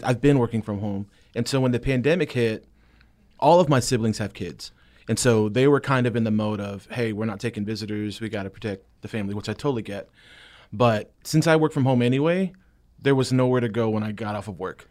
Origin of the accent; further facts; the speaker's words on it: South Carolina, United States; moved away as an adult; now in Franklin, United States; I'm from South Carolina. I moved